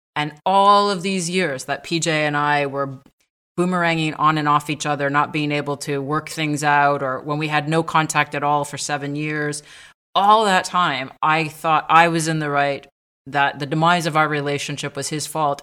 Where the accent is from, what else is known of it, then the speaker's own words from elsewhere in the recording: Montreal, Quebec, Canada; moved away as an adult; also born or lived in south of France; now in France; I was born in Montreal